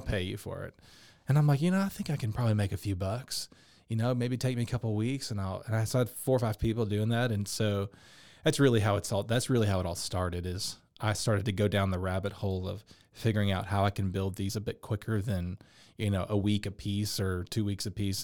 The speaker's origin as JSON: {"language": "English", "town": "Dallas", "region": "Texas", "country": "United States", "tie": "born or raised there", "said": "I grew up in Dallas, been a musician my whole life"}